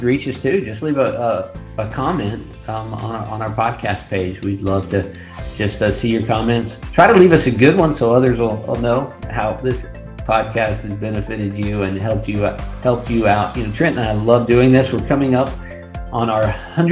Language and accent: English; West Texas, United States; I grew up in West Texas